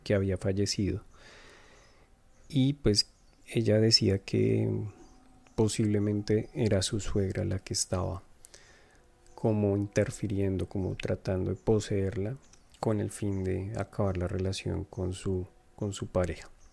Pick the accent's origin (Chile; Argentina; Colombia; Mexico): Colombia; now in Montreal, Canada; soy de Colombia, pero actualmente vivo en Montreal, Canadá